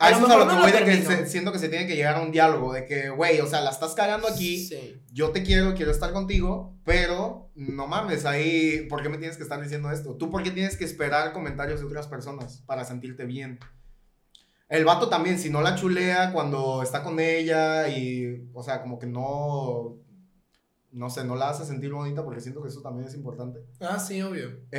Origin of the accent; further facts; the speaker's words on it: Venezuela; now in Mexico; como tengo tantos años en México, a, mí mi familia, de hecho, me dicen que soy venezolano chimbo.